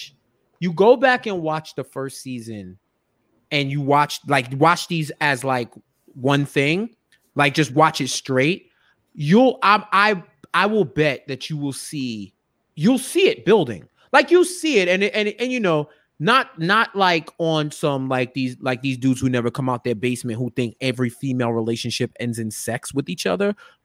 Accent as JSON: {"language": "English", "region": "New York", "country": "United States", "said": "Yo, I'm from New York. I know a billion Cyborgmans, yo."}